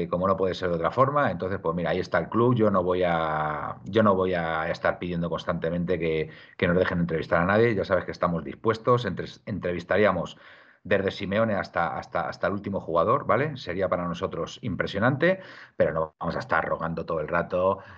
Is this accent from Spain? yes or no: yes; Madrid, Community of Madrid, Spain; now in Tarragona, Spain; Hotel, soy de Carabanchel.